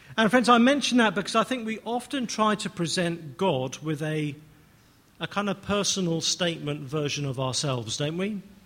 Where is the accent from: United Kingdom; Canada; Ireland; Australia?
United Kingdom; England; I'm English